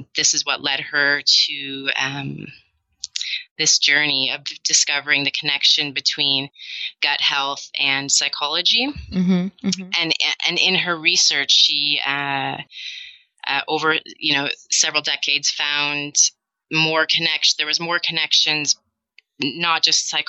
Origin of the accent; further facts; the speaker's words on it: Canada; moved away as an adult; now in Amsterdam, Netherlands; I'm a Canadian expat. I've been in Amsterdam for 12 years now